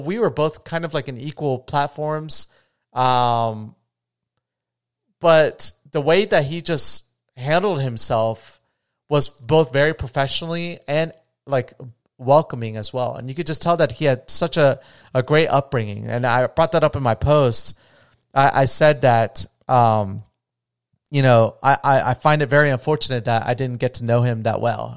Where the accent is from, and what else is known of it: United States